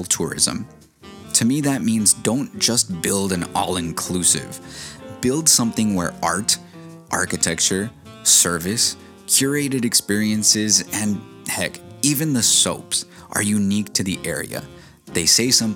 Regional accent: San Diego, California, United States; Growing up in San Diego, just across the border from Mexico

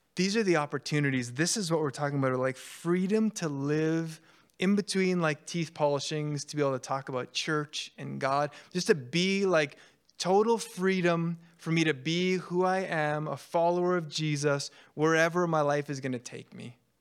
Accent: Canada; I'm Canadian

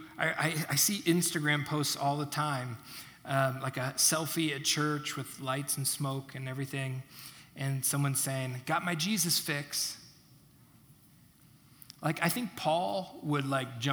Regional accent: United States; I'm an American

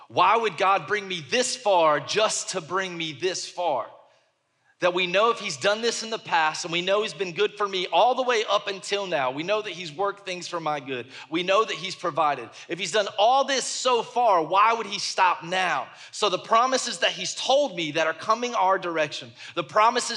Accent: the South, United States; I'm from the South

